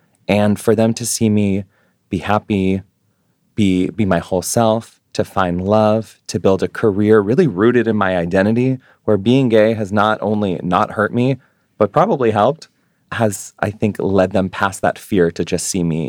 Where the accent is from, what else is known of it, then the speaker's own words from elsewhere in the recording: New York City, New York, United States; I've really pegged my identity to being a Jewish New Yorker.